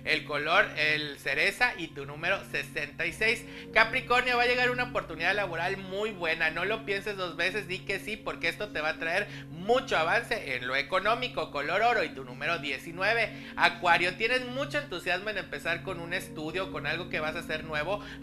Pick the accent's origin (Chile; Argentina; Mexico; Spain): Mexico; Mexico City; de la Ciudad de México.